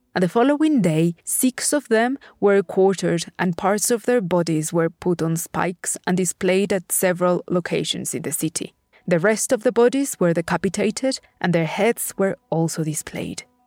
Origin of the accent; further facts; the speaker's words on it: Puebla, Mexico; my hometown, the city of Puebla